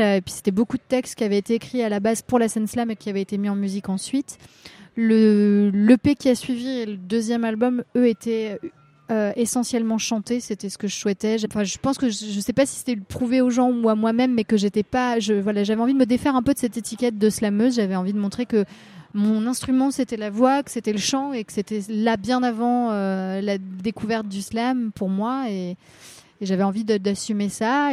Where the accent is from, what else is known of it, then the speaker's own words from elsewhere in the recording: Rennes, Brittany, France; moved away as an adult; now in Paris, France; je, suis née à Rennes et j'ai grandi dans, un petit, dans une petite ville dans la métropole rennaise et je suis restée dans ce coin-là jusqu'à mes 20 ans où après je suis arrivée euh, à, Paris